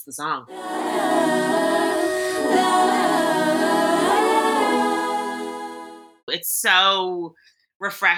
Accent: Ireland; Growing up in Ireland

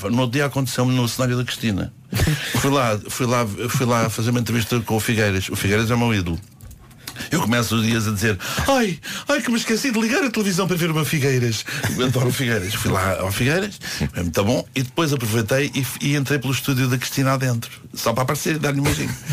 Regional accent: Paços de Ferreira, Porto District, Portugal; como é que foste descobrir que eu sou de Passos de Ferreira?

